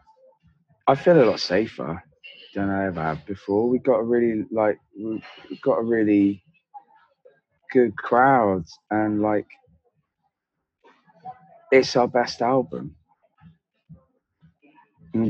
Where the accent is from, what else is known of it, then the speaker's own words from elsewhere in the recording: Devon, South West England, United Kingdom; I grew up in Devon